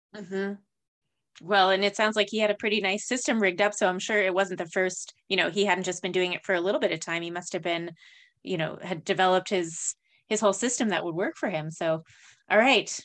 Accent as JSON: {"language": "English", "region": "New Mexico", "country": "United States", "tie": "born or raised there", "said": "growing up in New Mexico"}